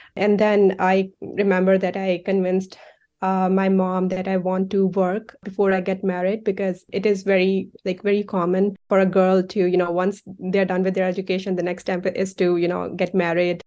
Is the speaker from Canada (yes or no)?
no; Faisalabad, Punjab, Pakistan; moved away as an adult; now in United States; I grew up, uh, in an industrial city of Pakistan. It's called Faisalabad.